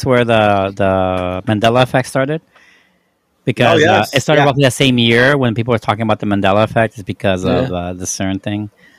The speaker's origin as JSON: {"language": "English", "country": "United States"}